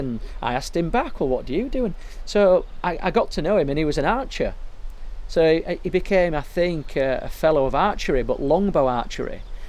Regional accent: Yorkshire and the Humber, United Kingdom; accent: Yorkshire; obviously I'm from West Yorkshire and we're in North Yorkshire

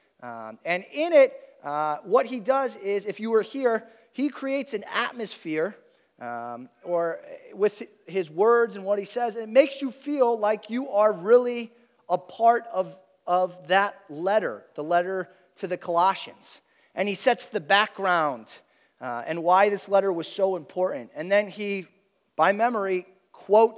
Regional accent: Toledo, Ohio, United States; I grew up in Toledo

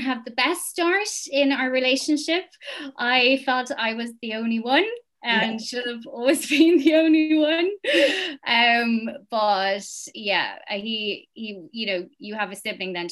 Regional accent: Dublin, Leinster, Ireland; I grew up in Mafarnham, South Dublin.

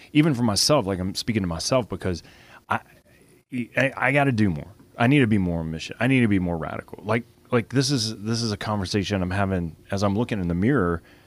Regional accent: Lafayette, Louisiana, United States; Lafayette's, you know, we're, we're Cajun foodies down here

